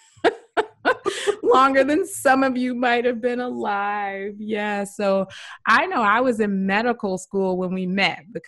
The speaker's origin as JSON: {"language": "English", "town": "Daytona Beach", "region": "Florida", "country": "United States", "tie": "born or raised there", "moved": "yes", "said": "I grew up in Daytona Beach"}